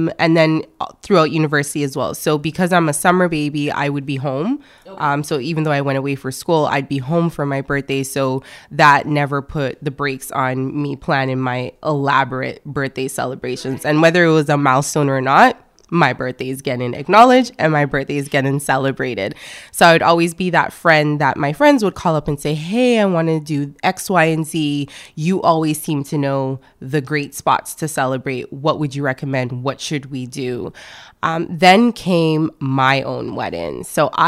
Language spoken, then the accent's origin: English; Canada; also born or lived in France / Montreal; I was born in France, actually. So my parents did the great migration from Ghana. So I am Ghanaian Canadian.